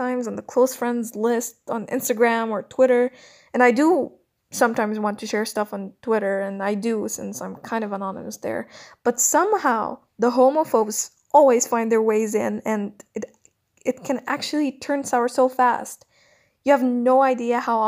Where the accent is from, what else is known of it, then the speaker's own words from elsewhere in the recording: Cairo, Cairo Governorate, Egypt; I'm a 22-year-old lesbian born and raised in Cairo, Egypt.